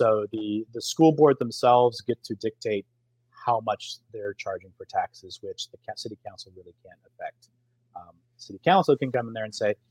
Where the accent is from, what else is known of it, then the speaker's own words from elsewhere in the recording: Richardson, Texas, United States; also born or lived in Plano, Texas; now in Allen, United States; I grew up in Richardson, which is two towns south. But I went to Plano schools